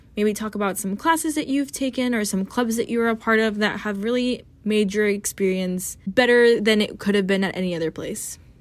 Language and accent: English; Orange County, California, United States; I'm originally from Orange County, California